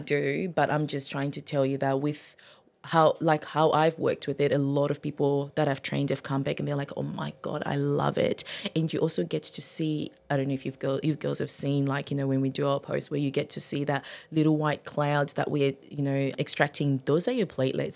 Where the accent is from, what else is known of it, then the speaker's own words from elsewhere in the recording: Zimbabwe; also born or lived in Gold Coast, Queensland, Australia; now in Maryborough, Australia; I'm originally from Zimbabwe.